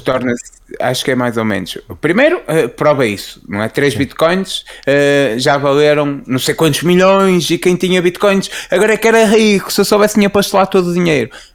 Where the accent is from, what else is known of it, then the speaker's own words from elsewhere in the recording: Portugal; celebra-se na minha cidade natal FAF eh, as festas, as feiras francas, que é o feriado municipal